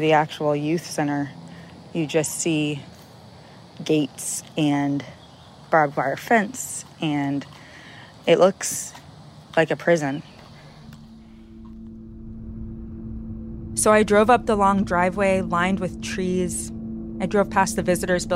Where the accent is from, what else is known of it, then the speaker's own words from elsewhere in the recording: Georgia, United States; moved away; I grew up in Georgia, and a few years ago, my family and I moved back there